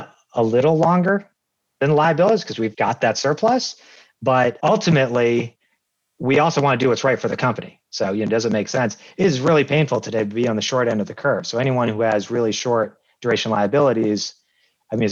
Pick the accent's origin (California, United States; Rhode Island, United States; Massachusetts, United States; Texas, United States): Massachusetts, United States; moved away as an adult; also born or lived in Lancaster, Pennsylvania; I'm from Massachusetts. I went back to Massachusetts